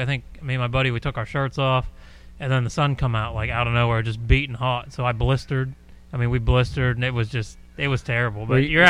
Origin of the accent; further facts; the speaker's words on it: Pennsylvania, United States; That's my home state.